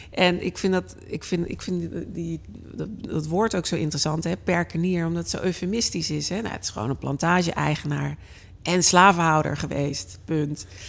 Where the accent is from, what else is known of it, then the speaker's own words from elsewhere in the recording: Delft, South Holland, Netherlands; Delft mijn geboortestad